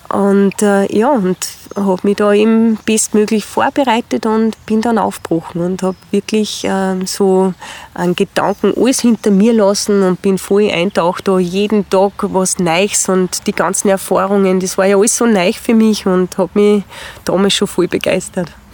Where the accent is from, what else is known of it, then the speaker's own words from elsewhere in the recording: Spital am Pyhrn, Upper Austria, Austria; in Spital am Büren in meiner Heimatgemeinde